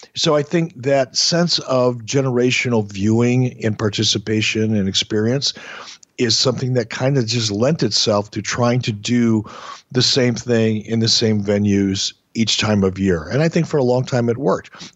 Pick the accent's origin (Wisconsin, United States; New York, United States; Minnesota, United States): Minnesota, United States; Minneapolis; also born or lived in Detroit, Michigan; my wrestling fandom in Minneapolis